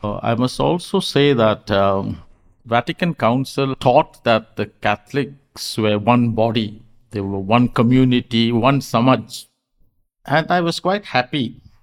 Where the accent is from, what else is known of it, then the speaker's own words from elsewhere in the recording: Karnataka, India; I was from Karnataka